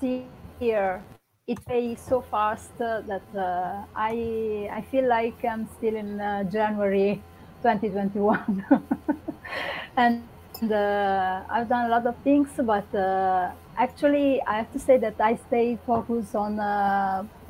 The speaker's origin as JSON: {"language": "English", "town": "Rome", "region": "Lazio", "country": "Italy", "tie": "born or raised there", "moved": "yes", "lives_now": "Livorno, Italy", "said": "I'm from Rome. I was born in Rome"}